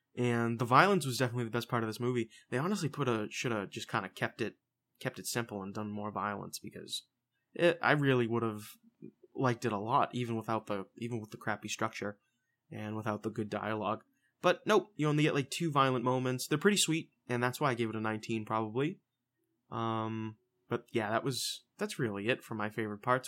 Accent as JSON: {"language": "English", "town": "Boston", "region": "Massachusetts", "country": "United States", "said": "We're from, we're from Boston. We're from the Massachusetts area"}